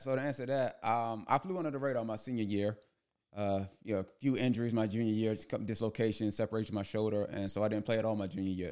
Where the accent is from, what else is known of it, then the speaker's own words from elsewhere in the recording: Prince George's County, Maryland, United States; moved away as an adult; also born or lived in Hempstead, New York; growing up in Prince George's County